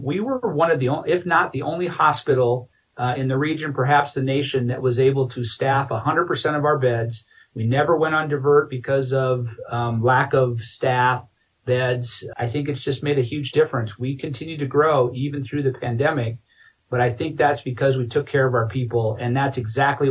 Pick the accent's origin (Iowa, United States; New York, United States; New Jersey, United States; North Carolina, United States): Iowa, United States; moved away as an adult; now in Grand Junction, United States; It was great growing up in Iowa